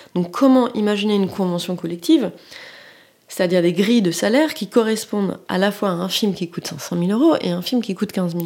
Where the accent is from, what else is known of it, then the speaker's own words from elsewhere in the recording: Paris, Île-de-France, France; also born or lived in Abidjan / Nantes; je suis, de la classe moyenne et j'ai grandi à Paris